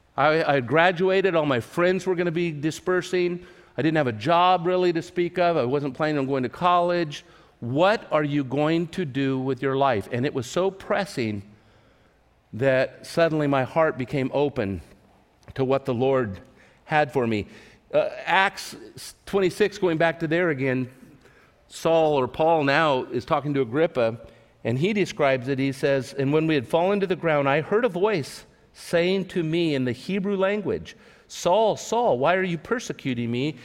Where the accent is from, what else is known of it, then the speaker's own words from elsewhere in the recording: Tulare, California, United States; my hometown of Tulare, California